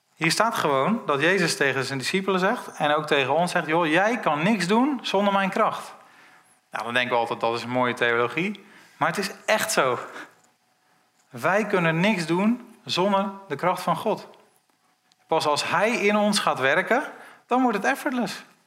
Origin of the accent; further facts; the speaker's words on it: Netherlands; wij zijn als Nederlanders